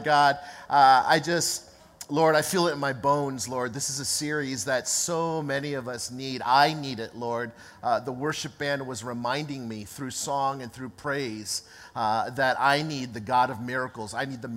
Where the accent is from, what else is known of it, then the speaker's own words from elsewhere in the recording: East Coast, United States; now in Los Angeles, United States; I was, in fact, born and raised on the East Coast